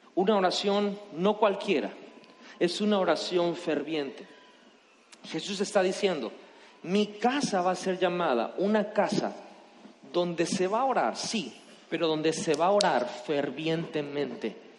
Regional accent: Mexico; como mexicanos nosotros

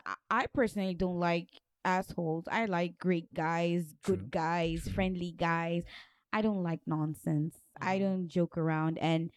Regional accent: Nigeria; I am from Nigeria

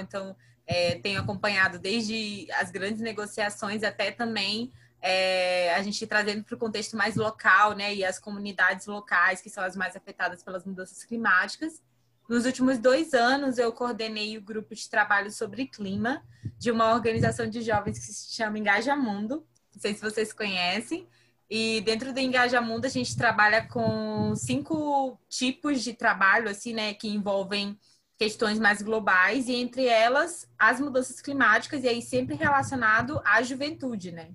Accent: São José de Ribamar, Maranhão, Brazil; Eu sou maranhense, então eu falo de um município chamado São José de Ribamar, que fica no Maranhão

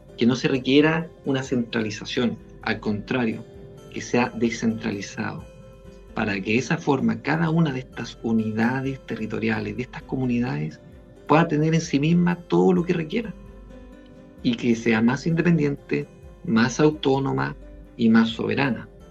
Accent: Valparaíso, Chile; yo soy aquí de Valparaíso

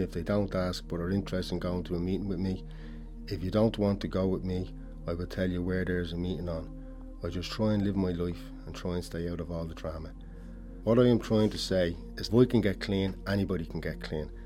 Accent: Dublin, Leinster, Ireland; I grew up in Ballymun, born and bred.

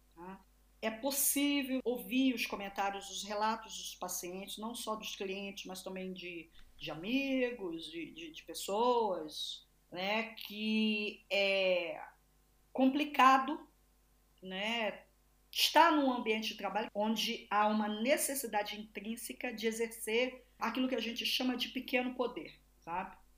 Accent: Brazil; sou brasileira, sou latino-americana

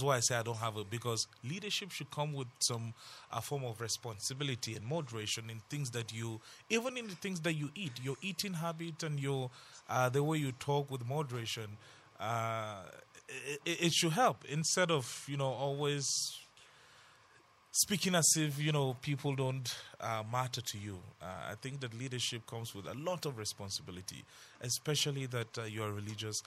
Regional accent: Jos, Plateau, Nigeria; Growing up in Jos, I grew up

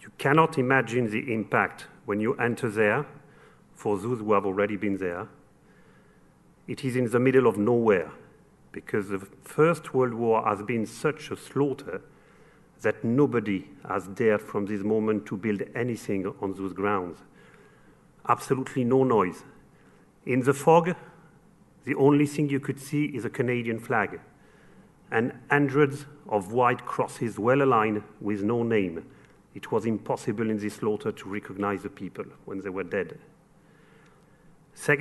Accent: Paris, Île-de-France, France; accent: French; English is a second language; moved away; You've probably noticed from my accent that I'm French. I come from Paris

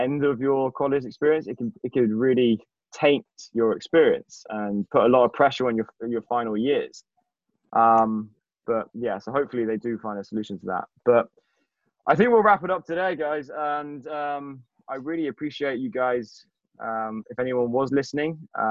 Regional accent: England, United Kingdom; I'm from England

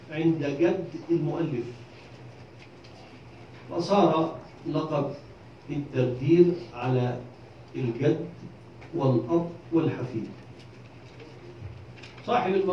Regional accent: Egypt; أنا أطلب أنا كمصري إفريقي أرفض أن تتزوج أمريكاني من إفريقية كيف تتزوج من قارتي دون إذني

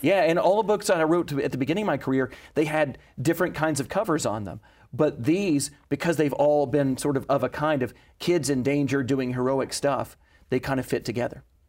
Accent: Knoxville, Tennessee, United States; I was born there more than a hundred years later

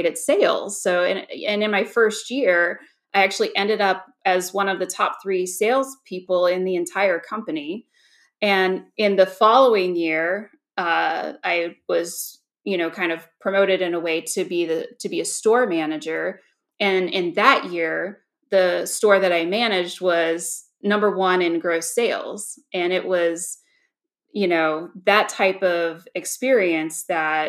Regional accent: Georgia, United States; moved away as an adult; now in Virginia, United States; upon moving back home to my home state of Georgia, I'm actually from Georgia

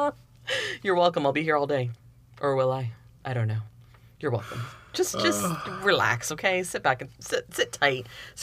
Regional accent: Miami, Florida, United States; also born or lived in Connecticut / Broward County, Florida; I was born in Connecticut. We moved down when I was very young. Mm-hmm. I was raised down in Miami. Mm-hmm. And then spent pretty much my whole childhood in Miami

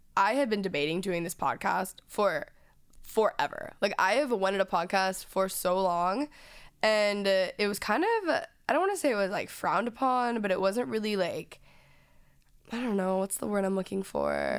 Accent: Dallas, Texas, United States; moved away; I'm from Dallas

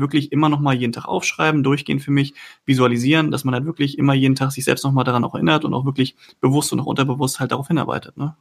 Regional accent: Husum, Schleswig-Holstein, Germany; moved away as an adult; now in Cologne, Germany; von meiner Heimat, ähm, ich komme aus Husum, also von der Nordsee, dann halt 600 mhm. Kilometer runter nach Köln gezogen

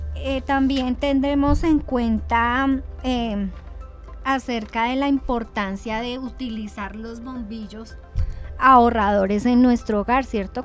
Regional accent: Sopó, Cundinamarca, Colombia; como soposeños

